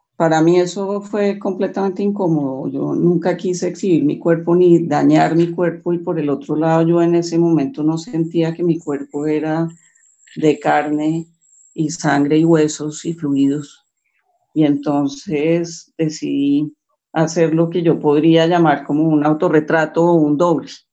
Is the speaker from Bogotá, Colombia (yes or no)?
yes; Bogotá, Colombia; yo estudié, viví en Bogotá, nací en Bogotá, eh, toda mi familia santanderiana por ambos lados